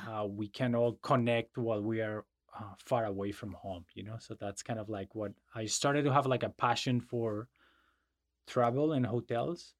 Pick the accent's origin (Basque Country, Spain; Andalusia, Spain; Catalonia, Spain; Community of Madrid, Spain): Community of Madrid, Spain; Madrid; English is a second language; moved away; I was born and raised in Madrid